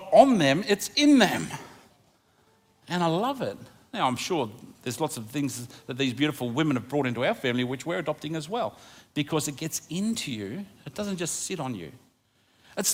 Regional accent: Australia; I love being Australian. I think we live in the luckiest country in the world

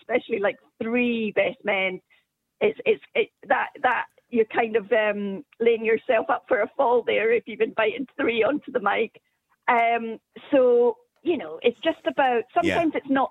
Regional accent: Scotland, United Kingdom; being a Scot myself

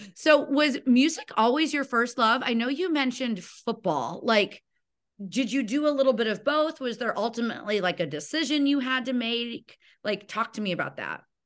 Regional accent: Illinois, United States; I grew up in Illinois

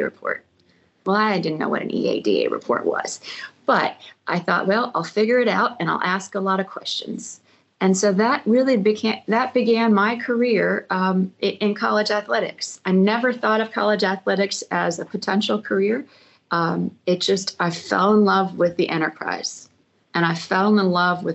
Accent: San Francisco, California, United States; moved away as an adult; also born or lived in Los Angeles, California / Tucson, Arizona; born and raised in the San Francisco Bay Area

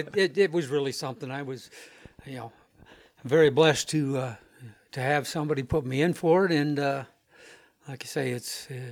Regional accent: Watertown, South Dakota, United States; we're both from South Dakota. I'm originally from Watertown

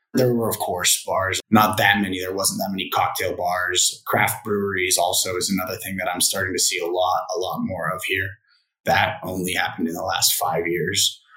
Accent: United States; moved away as an adult; now in Vietnam; I'm an American working here

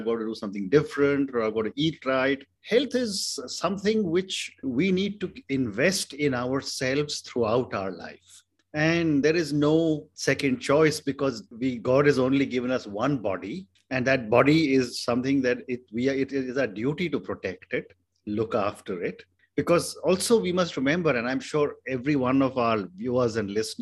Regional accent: India; I come from India

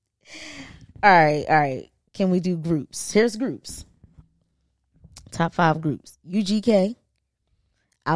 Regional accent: United States; I'm from Delaware County

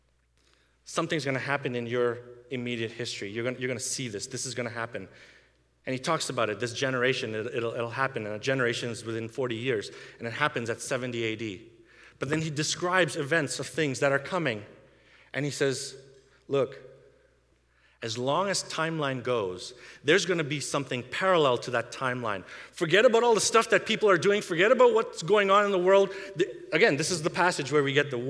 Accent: India; now in Canada; I grew up in India, where they persecute Christians

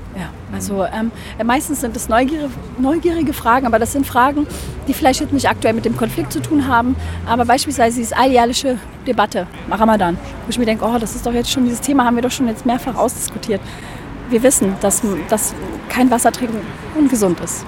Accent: Berlin, Germany; in der Gegend, wo ich aufgewachsen bin und wo ich auch momentan lebe

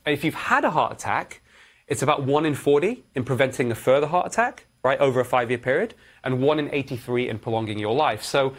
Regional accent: Manchester, North West England, United Kingdom; also born or lived in Edinburgh / London; Yeah. So I grew up in Manchester, in England.

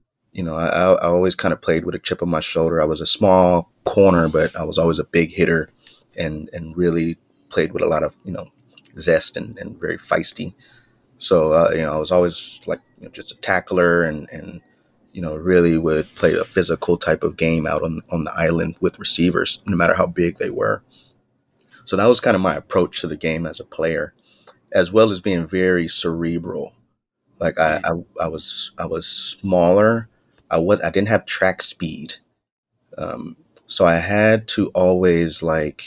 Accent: Bellflower, California, United States; I grew up, I was born and raised in Bellflower, California

